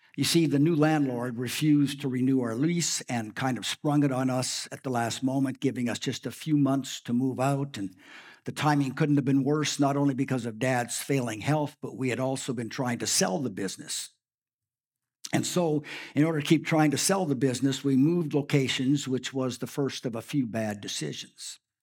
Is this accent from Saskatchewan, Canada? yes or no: yes; Saskatchewan, Canada; also born or lived in Prince Albert, Saskatchewan; We, both my wife and I grew up in Saskatchewan.